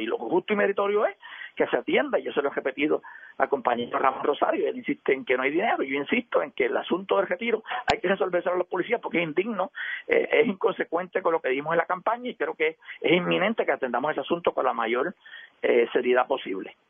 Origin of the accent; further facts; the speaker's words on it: Puerto Rico; Yo conozco sectores en mi pueblo